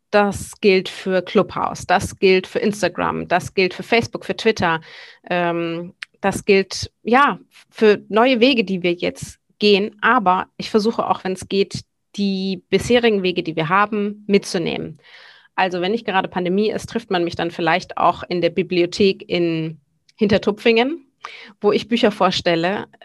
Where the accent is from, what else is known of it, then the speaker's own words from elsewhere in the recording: Sylt, Schleswig-Holstein, Germany; also born or lived in Bavaria / Hamburg; Ich äh, bin geboren eigentlich in Bayern, bin teilweise aufgewachsen auf Sylt, wo ich eben ja heute noch lebe, ähm, ebenso wie in Hamburg.